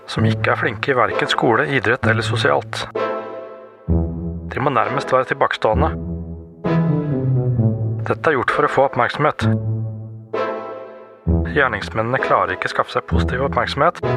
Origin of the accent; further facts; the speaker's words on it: Eastern Norway, Norway; For jeg er jo østlending